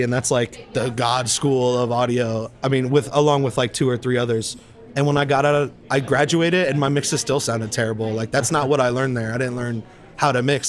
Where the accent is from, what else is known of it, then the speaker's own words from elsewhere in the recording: Tampa, Florida, United States; moved away as an adult; now in Austin, United States; I grew up in Tampa, so like I kind of got I wouldn't say sick of it, but I was like you know, it's been almost 30 years I've been living in the same city.